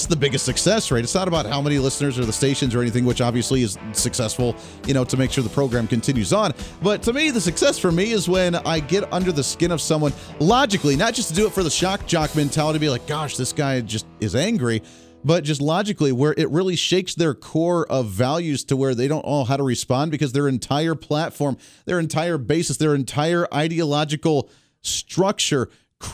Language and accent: English; Kansas, United States; My home state of Kansas